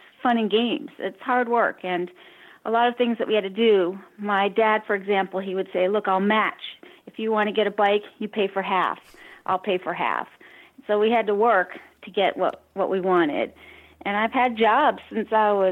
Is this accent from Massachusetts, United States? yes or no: yes; Cambridge, Massachusetts, United States; now in San Diego, United States; I grew up in Cambridge, Massachusetts